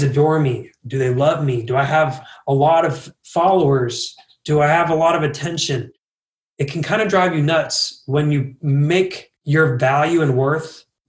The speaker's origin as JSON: {"language": "English", "region": "Utah", "country": "United States", "tie": "born or raised there", "also_born_or_lived": "Miami, Florida", "said": "we were moving to Utah from Florida"}